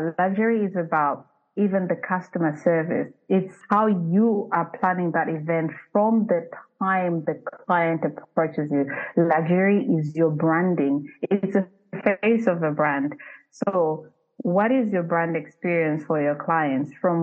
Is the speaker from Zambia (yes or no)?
yes; Zambia; moved away; I'm uprooted from Zambia.